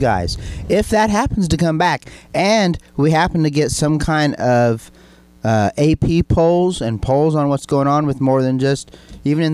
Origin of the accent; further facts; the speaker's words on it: Illinois, United States; we're from Illinois